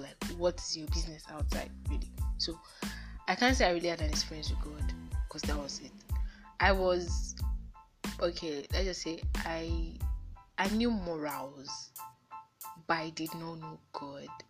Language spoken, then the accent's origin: English; Nigeria; I'm a Nigerian. Um, mm, I'm a Yoruba girl. Yes, I know how to speak Yoruba very well, and I know how to speak English and Pidgin